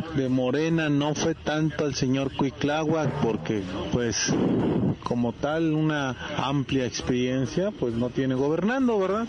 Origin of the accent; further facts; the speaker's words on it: Mexico; en México somos 80 millones de usuarios de WhatsApp